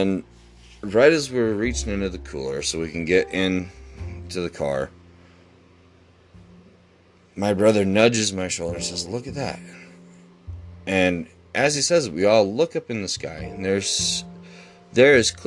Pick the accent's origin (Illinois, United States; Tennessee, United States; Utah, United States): Utah, United States; I'm from Utah, and here we have a nightclub called Area 51.